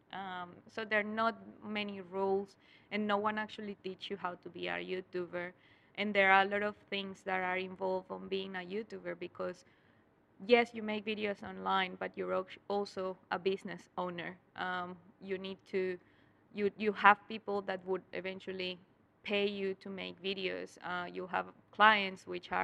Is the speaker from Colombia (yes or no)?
yes; Colombia; English is a second language; moved away as an adult; now in Australia; I was studying my university back in Colombia. I was in seventh semester, and then in eighth semester, I had to make a project, and the project was in English. But I couldn't speak any English back then